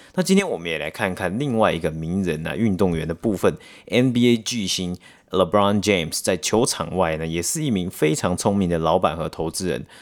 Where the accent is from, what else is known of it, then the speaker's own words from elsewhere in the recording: Taiwan; moved away as an adult; now in Canada; 我们从台湾，然后来到加拿大好几年嘛，然后其实在台湾以前受的教育里面